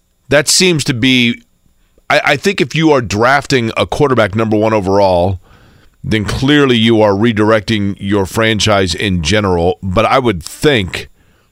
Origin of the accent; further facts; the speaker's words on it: Indianapolis, Indiana, United States; this is my hometown